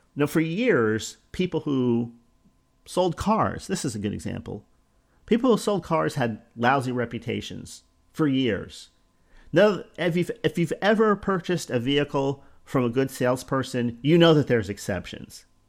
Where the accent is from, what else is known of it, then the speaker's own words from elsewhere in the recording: Northeast, United States; now in Florida, United States; I come from the Northeast